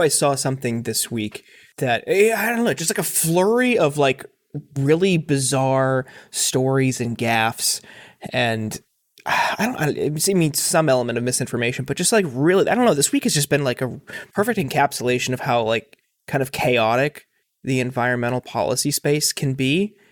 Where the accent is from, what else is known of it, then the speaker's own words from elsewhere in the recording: Northeast Ohio, United States; I grew up in Northeast Ohio um, and was there for the fracking boom